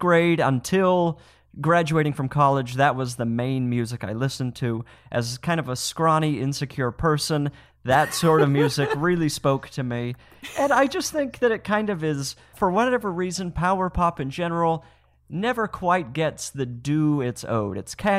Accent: Utah, United States; I grew up in right outside of Salt Lake City.

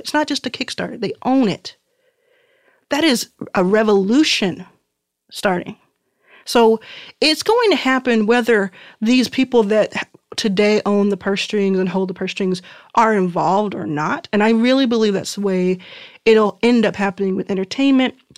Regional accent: Dallas, Texas, United States; also born or lived in Mississippi / Houston, Texas; I grew up in Dallas. Uh, born in Mississippi, grew up in Dallas, and then, and then found my way to Houston, where my mom was living

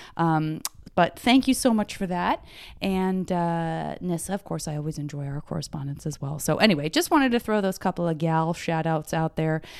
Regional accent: Tucson, Arizona, United States; moved away; I'm from Tucson, and so we would always do what I now realize are, like, very Tucson things

